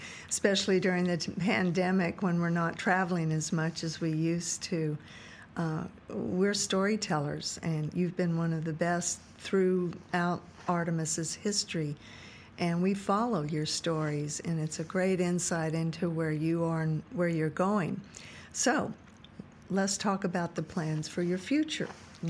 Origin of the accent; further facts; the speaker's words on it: New Mexico, United States; New Mexico is my home state, that in southwest Texas.